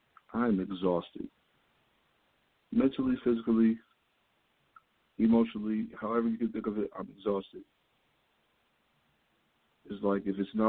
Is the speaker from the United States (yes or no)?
yes; New York City, New York, United States; From New York City.